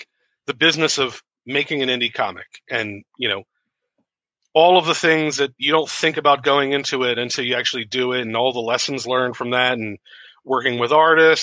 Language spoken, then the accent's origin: English; Philadelphia, Pennsylvania, United States; moved away as an adult; also born or lived in West Coast of the United States; I'm originally from Philadelphia. I kind of moved out to the West Coast of the United States to go to school